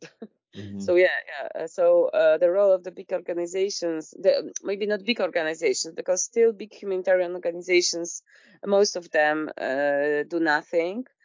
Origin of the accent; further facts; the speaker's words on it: Poland; I'm from Poland